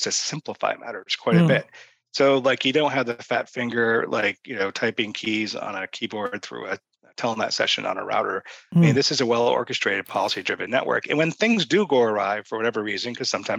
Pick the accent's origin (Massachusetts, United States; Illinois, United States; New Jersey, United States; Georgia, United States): Massachusetts, United States; Boston; I'm from Boston